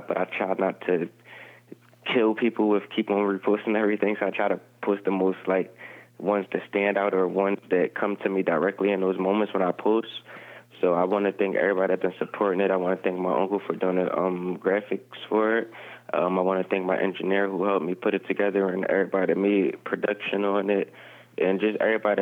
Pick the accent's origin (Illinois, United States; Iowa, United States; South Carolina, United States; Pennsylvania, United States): Pennsylvania, United States; Philadelphia